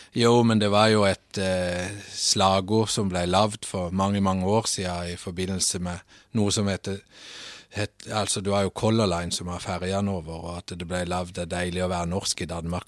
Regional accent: Søgne, Agder, Norway; moved away as an adult; now in Nørresundby, Denmark; Født og opvokset i øh, Søgne, som er ca. 17 km ut forbi Kristiansand.

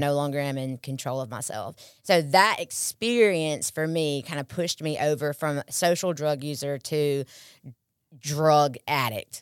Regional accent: Pearl, Mississippi, United States; also born or lived in Columbus; I'm born and raised in Pearl, um, most of my life

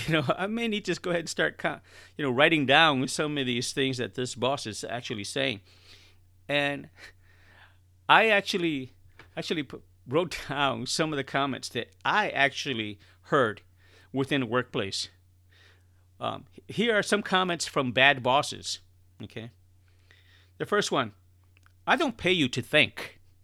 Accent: Chicago, Illinois, United States; I'm originally born and raised in Chicago, and I'm talking about the inner city of Chicago

